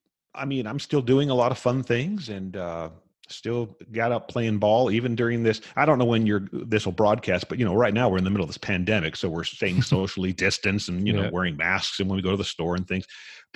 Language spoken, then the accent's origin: English; California, United States; also born or lived in Las Vegas, United States / Hawaii, United States; you got to remember, I grew up in Southern California, Las Vegas, Hawaii.